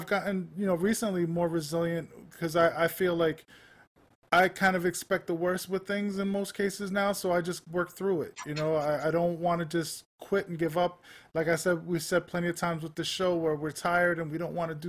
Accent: New York City, New York, United States; I grew up in Manhattan

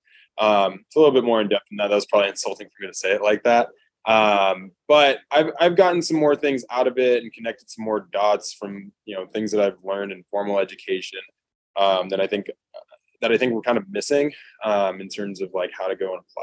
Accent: California, United States; moved away as an adult; also born or lived in Nebraska; I'm from California

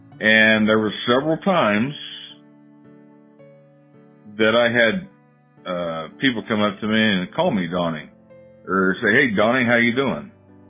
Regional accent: Lewiston, Illinois, United States; But I didn't grow up in Canton. I grew up in Lewiston, which is about 18 miles south of Canton.

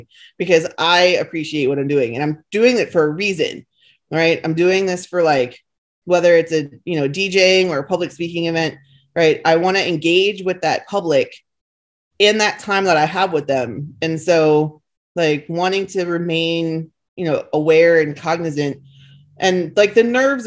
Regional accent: not far from New York, East Coast, United States; moved away; where I grew up on the East Coast, like was just, you know, not far from New York

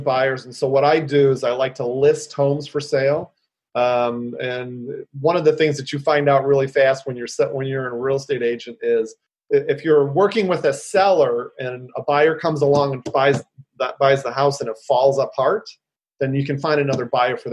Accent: Detroit, Michigan, United States; now in San Francisco, United States; born and raised in Detroit, Midwestern boy

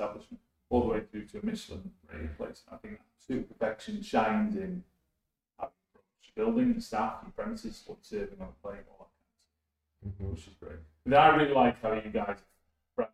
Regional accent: Wakefield, Yorkshire and the Humber, United Kingdom; I grew up in Wakefield

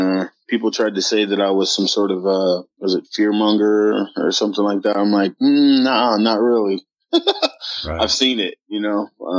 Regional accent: Dallas, Texas, United States; accent: Minnesota; growing up in Dallas was kind of hard as a youngster, because, you know, I've got this Minnesota accent where I just speak a little bit more proper, I guess, than most people down here are used to.

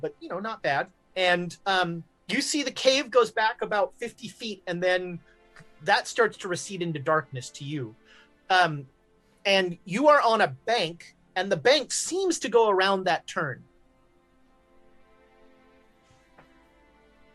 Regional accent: Texas, United States; I'm not a real Texan

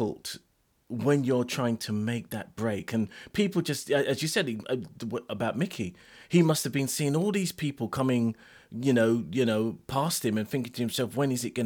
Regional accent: London, United Kingdom; I'm from Lewisham

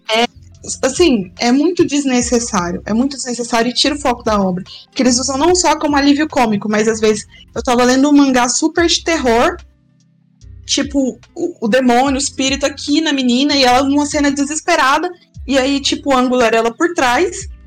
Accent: Goiás, Brazil; Já sou goiana

